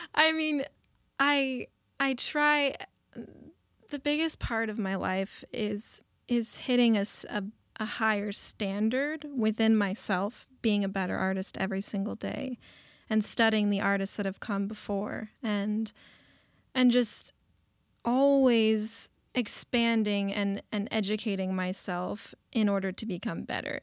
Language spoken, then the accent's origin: English; Burbank, California, United States; I went to Burbank High School. I grew up in the Valley